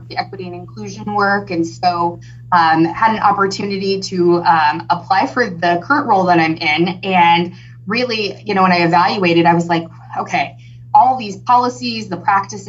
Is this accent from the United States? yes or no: yes; Hutchinson, Kansas, United States; moved away as an adult; now in Wichita, United States; originally I'm born and raised in Hutchinson, Kansas, not far. I'm a transplant to Wichita.